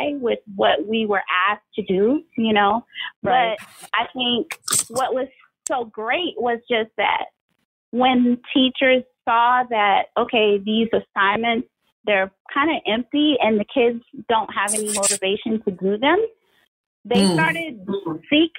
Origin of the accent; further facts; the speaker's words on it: Beaufort, South Carolina, United States; moved away as an adult; now in Savannah, United States; I am originally from Beaufort, South Carolina, and I taught there for about 10 years